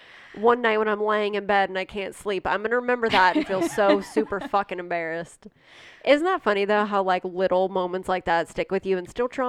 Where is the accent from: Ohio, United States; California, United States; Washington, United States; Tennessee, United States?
Ohio, United States; Johnstown; Yeah. I mean, I grew up in the country, yes, Johnstown, which, yes, there's cornfields and cows